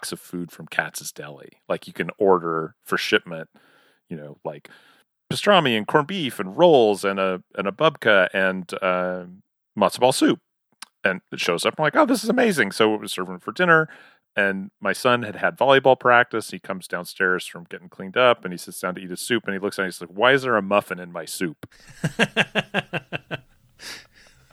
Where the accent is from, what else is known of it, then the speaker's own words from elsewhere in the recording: Western Oklahoma, United States; growing up in Western Oklahoma